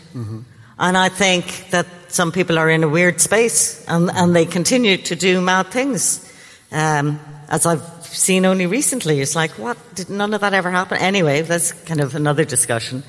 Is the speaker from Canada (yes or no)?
no; Ireland; When I grew up in Catholic Ireland